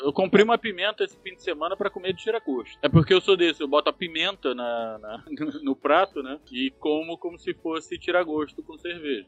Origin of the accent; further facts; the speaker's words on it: Rio de Janeiro, Brazil; eu sou carioca